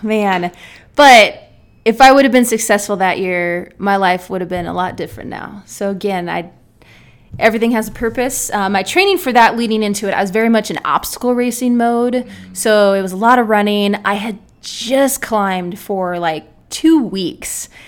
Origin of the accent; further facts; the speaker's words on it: San Diego, California, United States; moved away as an adult; now in Nebraska, United States; I am from San Diego, California